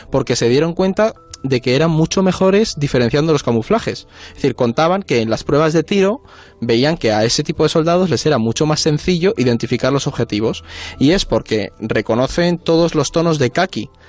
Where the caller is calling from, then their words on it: Madrid, Community of Madrid, Spain; de Madrid. Tengo una pregunta para el orden mundial.